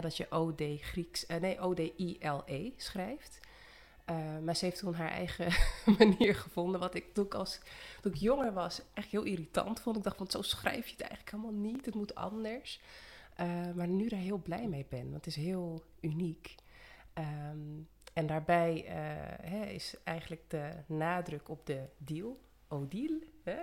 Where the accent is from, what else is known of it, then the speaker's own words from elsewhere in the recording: Almere, Flevoland, Netherlands; also born or lived in Suriname / Amsterdam; Ik eh, ben ook in Suriname geboren. En toen bijna vier was naar Nederland gekomen. Een jaartje in de Bijlmer gewoond in Amsterdam. En daarna opgegroeid in Almere.